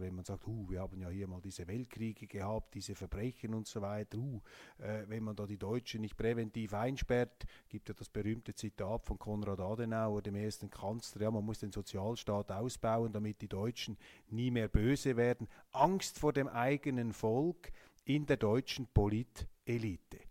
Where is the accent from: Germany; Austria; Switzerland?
Switzerland; als Schweizer